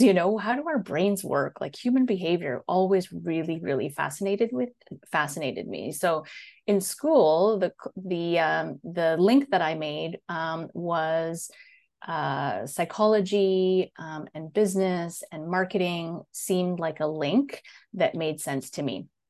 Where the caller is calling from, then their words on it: Netherlands; I am calling in from Holland in the Netherlands. So I'm, uh, just outside of Amsterdam, actually.